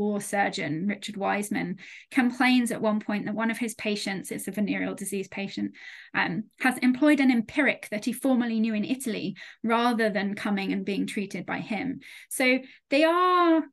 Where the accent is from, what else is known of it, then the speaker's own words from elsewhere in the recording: United Kingdom; as a Brit